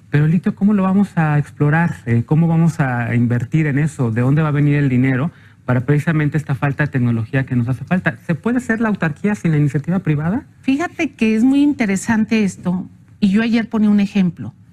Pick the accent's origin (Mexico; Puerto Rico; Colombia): Mexico; Sería un absurdo que nosotros como mexicanos estemos sometidos a un esclavismo comercial por 20 años